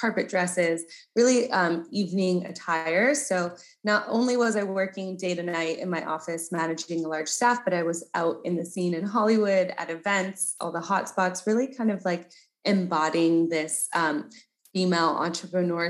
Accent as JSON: {"language": "English", "country": "Canada", "said": "I'm Canadian. So I grew up really in nature."}